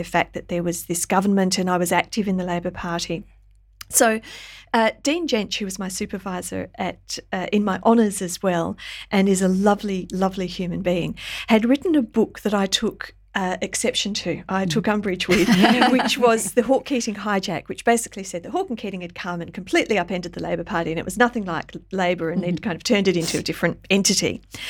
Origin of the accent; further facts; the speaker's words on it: Australia; not least that I'm Australian because they employed my father.